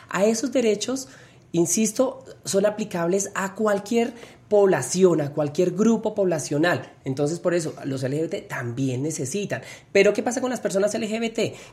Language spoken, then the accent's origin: Spanish; Bogotá, Colombia; Siempre soy, soy bogotana, he vivido acá y laboralmente he estado siempre acá